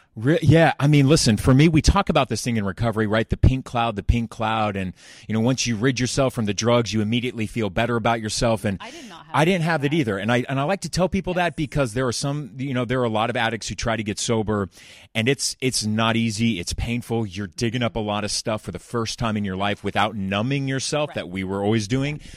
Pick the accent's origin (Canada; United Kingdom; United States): United States; Laguna Beach, California; I grew up in Laguna Beach